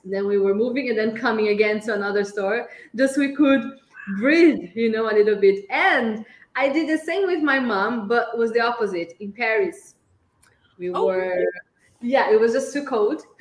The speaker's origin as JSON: {"language": "English", "country": "Brazil", "first_language": "Portuguese", "second_language": "English", "said": "We are both Brazilians"}